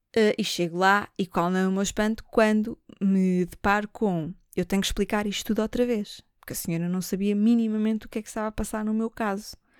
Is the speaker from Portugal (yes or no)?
yes; Lisbon, Portugal; Eu não sou do norte, eu nasci em Lisboa. A minha família cai é lá de cima